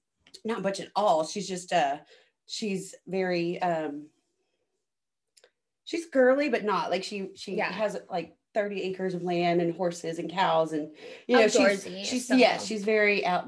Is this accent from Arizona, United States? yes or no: no; upstate New York, United States; now in Texas, United States; we are from upstate New York, which is literally like our little town. My mom and one of my sisters just moved back there on the Canadian border.